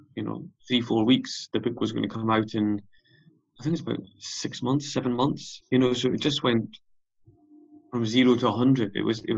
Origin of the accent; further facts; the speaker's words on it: South Uist, Scotland, United Kingdom; moved away; also born or lived in Leeds; I grew up on South Uist, and then I've been on the mainland since